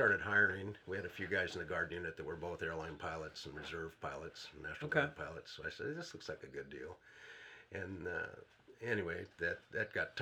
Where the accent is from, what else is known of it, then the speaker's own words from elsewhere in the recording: Portland, Oregon, United States; moved away as an adult; now in Canton, Michigan, United States; I'm from Oregon. Okay. I grew up in Portland